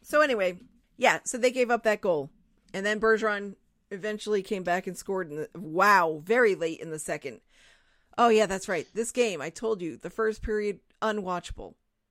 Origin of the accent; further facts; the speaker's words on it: Portsmouth, Rhode Island, United States; also born or lived in Newport, Rhode Island; I grew up on an island.